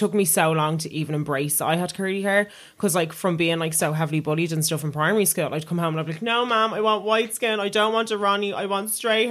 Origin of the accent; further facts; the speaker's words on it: Dublin, Leinster, Ireland; And I was like, I'm from North Dublin.